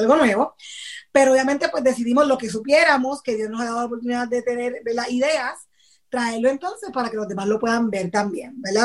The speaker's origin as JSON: {"language": "Spanish", "town": "Patillas", "country": "Puerto Rico", "tie": "born or raised there", "said": "mi pueblo donde yo vivo eh, de, Puerto Rico es en Patillas, ese es mi pueblo natal, ¿verdad? Y allá tengo muchas amistades que crecieron conmigo"}